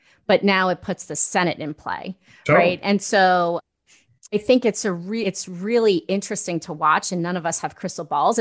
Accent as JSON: {"language": "English", "region": "New York", "country": "United States", "tie": "born or raised there", "said": "I grew up in New York"}